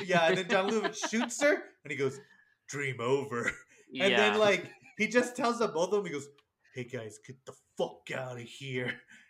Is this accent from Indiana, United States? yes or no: no; El Paso, Texas, United States; I'm from El Paso